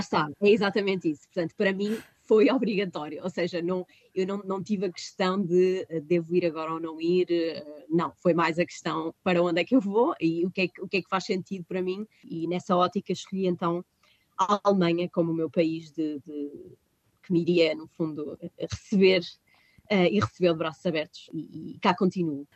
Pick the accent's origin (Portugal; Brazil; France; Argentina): Portugal; moved away as an adult; now in Heidelberg, Germany; eu nasci e cresci em Oliveira das Mães